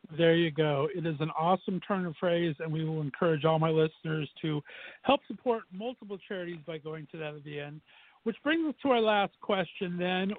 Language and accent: English; Southern California, United States; moved away as an adult; now in Northeast Ohio, United States; I'm an old uh, fart and was born and raised in Southern Cal.